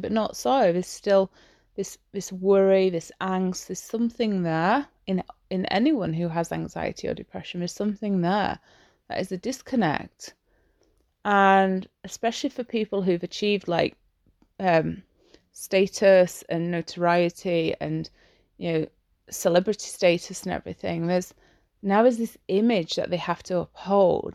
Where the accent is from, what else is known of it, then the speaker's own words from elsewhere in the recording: Yorkshire and the Humber, United Kingdom; I'm English. I'm from Yorkshire.